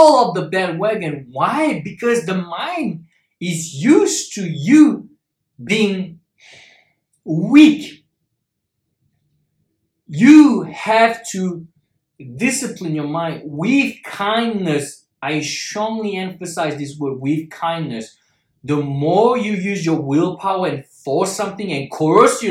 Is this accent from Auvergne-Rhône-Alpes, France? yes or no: no; Paris, Île-de-France, France; moved away as an adult; also born or lived in Shanghai, China; I'm originally from Paris